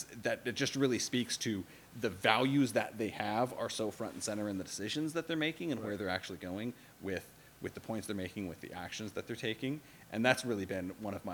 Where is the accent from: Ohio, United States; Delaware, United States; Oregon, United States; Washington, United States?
Oregon, United States; moved away as an adult; now in Minnesota, United States; I'm originally from Oregon